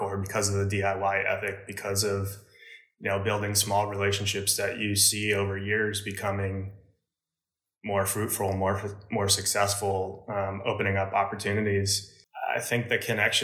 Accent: New Jersey, United States; where I grew up in New Jersey. It was pretty suburban

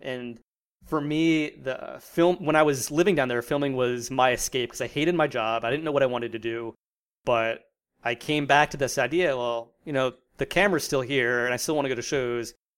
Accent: New Jersey, United States; moved away as an adult; also born or lived in Virginia; born and raised in South Jersey

